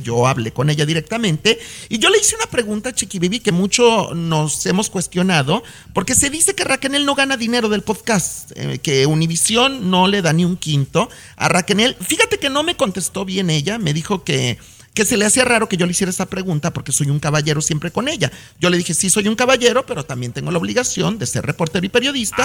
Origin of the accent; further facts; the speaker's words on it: Mexico; now in United States; como mexicano